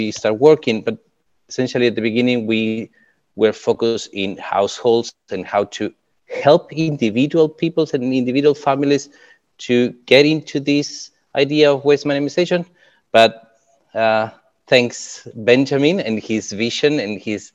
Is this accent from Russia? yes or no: no; Uruguay; now in New Zealand; I'm from Uruguay